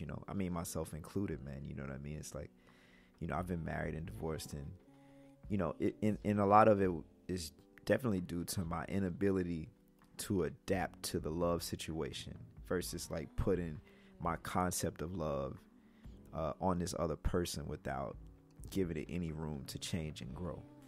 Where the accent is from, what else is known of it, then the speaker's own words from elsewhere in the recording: Mississippi, United States; I'm from Mississippi